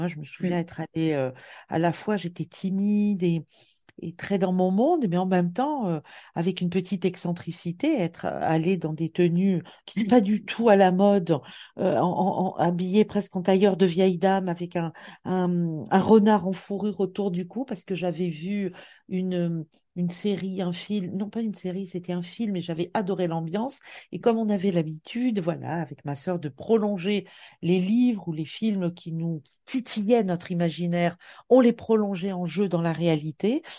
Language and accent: French; Bastia, Corsica, France; moved away as an adult; also born or lived in Montpellier; j'ai grandi en Corse, euh, à la fois dans, dans une ville, Bastia